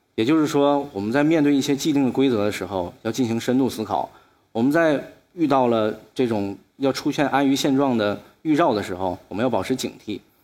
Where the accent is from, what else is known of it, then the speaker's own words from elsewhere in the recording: Shenyang, Liaoning, China; 我今年二十九岁，我出生于沈阳一个非常普通家庭里面，我爸爸是一个室内设计师